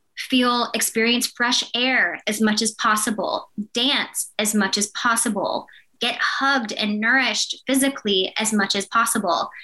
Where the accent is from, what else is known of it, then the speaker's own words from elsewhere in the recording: Blacksburg, Virginia, United States; my hometown, Blacksburg, Virginia.